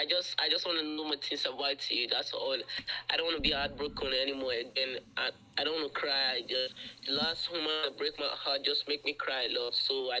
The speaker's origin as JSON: {"language": "English", "region": "Maryland", "country": "United States", "said": "Okay, I said I'm from Maryland."}